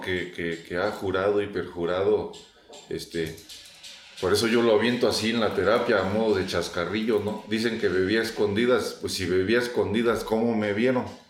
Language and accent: Spanish; Mexico; como buen mexicano